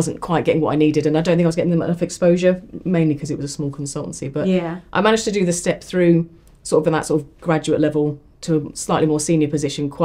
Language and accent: English; Ipswich, East of England, United Kingdom; I moved back to my hometown of Ipswich